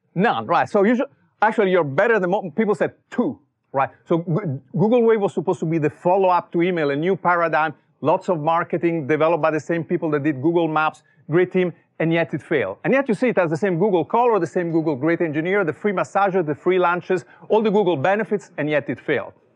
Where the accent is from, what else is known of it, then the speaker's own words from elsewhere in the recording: Italy; English is a second language; moved away as an adult; also born or lived in Silicon Valley; now in United States; as you can tell from my accent, I was not born here. I was born in Italy